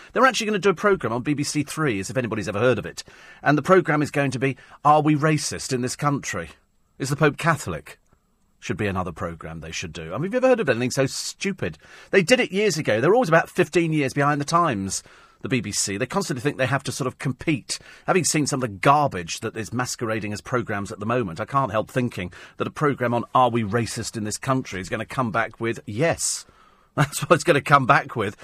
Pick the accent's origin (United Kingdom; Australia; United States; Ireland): United Kingdom; We're British